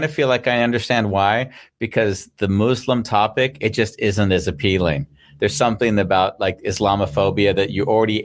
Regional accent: United States; moved away; as an American, you know, I haven't lived there for many, many years

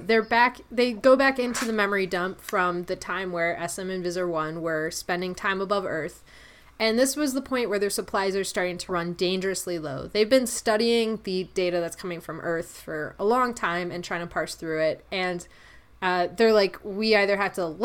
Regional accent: Canada; the Canadian here, with all of my good friend coworkers being in Mexico

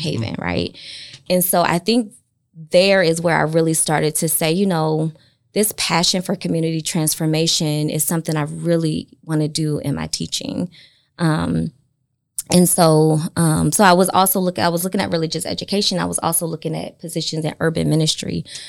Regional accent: Chester, Pennsylvania, United States; moved away; also born or lived in South Carolina; born and raised in Chester, Pennsylvania

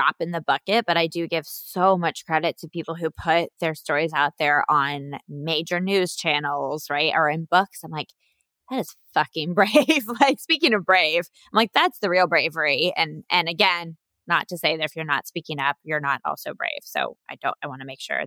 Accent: United States; me being an American

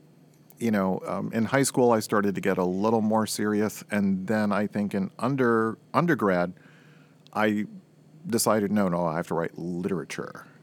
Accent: Florida, United States; also born or lived in Boston / Fort Lauderdale; Growing up in Florida, I was born in Boston because so few people are born in Florida

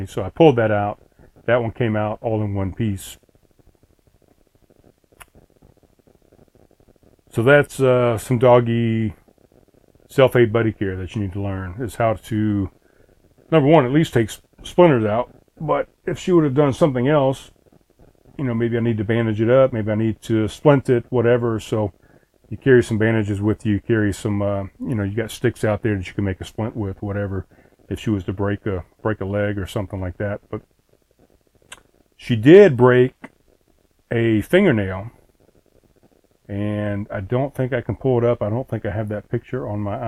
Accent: East Coast, United States; moved away as an adult; also born or lived in South Carolina; I grew up on the East Coast.

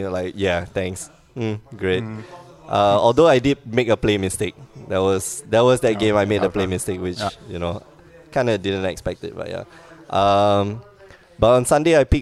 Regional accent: Singapore; moved away; I'm from Singapore, which is not part of China

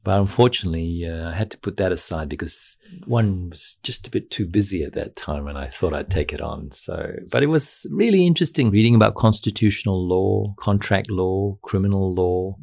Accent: Noble Park, Victoria, Australia; I was brought up in Noble Park, and Noble Park was a middle class community on the outskirts of Dandenong

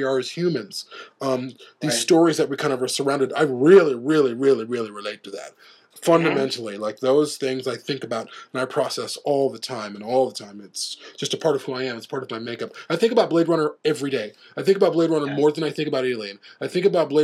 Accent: Chicago, Illinois, United States; I grew up in Chicago

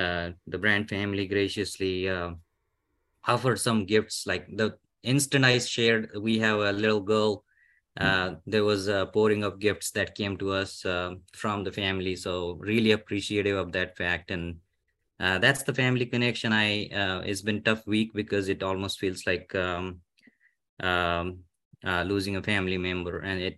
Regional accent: India; moved away as an adult; now in United States; I came from India in 2007, and my new growth started as a learner here in the US.

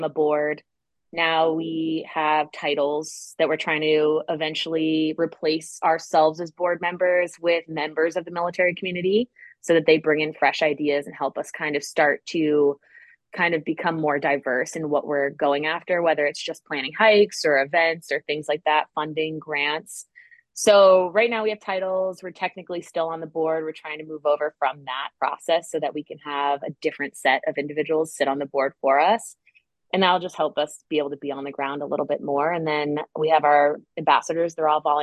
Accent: Connecticut, United States; also born or lived in Guam; now in Raleigh, United States; As someone that's from the East Coast, I'm from Connecticut.

